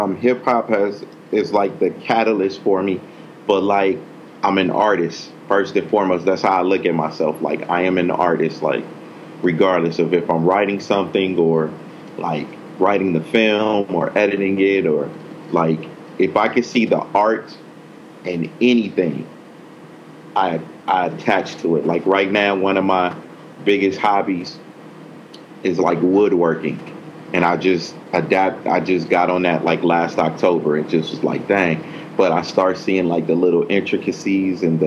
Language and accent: English; Compton, California, United States; I'm from Compton, California, you know what I'm saying? And just came up like in the 80s and early 90s